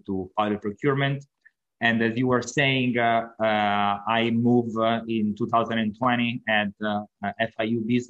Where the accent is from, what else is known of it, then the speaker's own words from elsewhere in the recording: Italy; English is a second language; moved away as an adult; also born or lived in Milan, Italy; now in Miami, United States; as you can hear from my accent, I'm not from the United States. I'm from Italy.